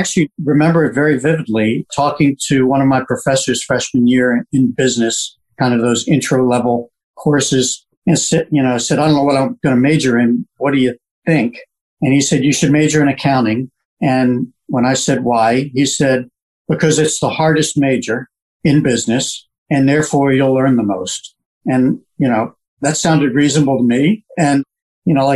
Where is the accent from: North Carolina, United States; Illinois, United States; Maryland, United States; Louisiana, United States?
Maryland, United States; Bethesda; I grew up in Bethesda, sixth generation Washingtonian